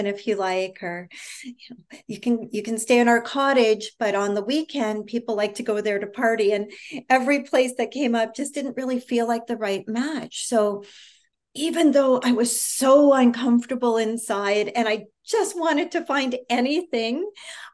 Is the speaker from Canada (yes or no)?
yes; Canada; moved away as an adult; now in United States; I'm originally from Canada. For those of you that don't know, I now live in the United States